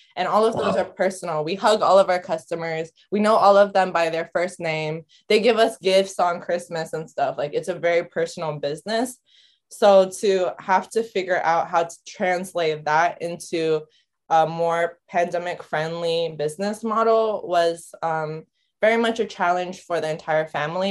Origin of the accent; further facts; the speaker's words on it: San Francisco, California, United States; moved away as an adult; also born or lived in Japan; now in Tokyo, Japan; I was born in Japan, raised in San Francisco, born in 1997. I'm very much a Bay girl, but currently residing in Tokyo